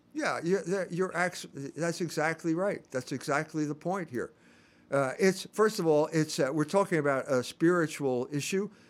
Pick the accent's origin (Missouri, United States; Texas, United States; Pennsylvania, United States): Pennsylvania, United States; Philadelphia; I'm from Pennsylvania. I grew up in Philadelphia.